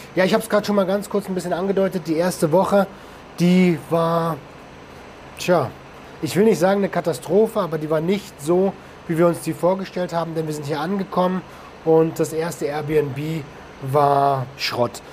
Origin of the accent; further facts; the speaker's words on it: Germany; bei uns in Deutschland